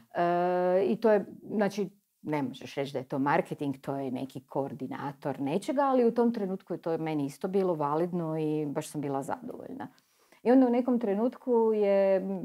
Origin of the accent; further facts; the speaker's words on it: Istria County, Croatia; ja sam uživjela kao klinka u Istri